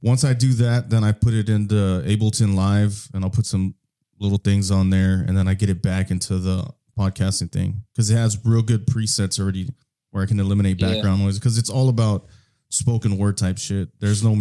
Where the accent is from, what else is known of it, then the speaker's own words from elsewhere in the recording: Texas, United States; I'm a Texan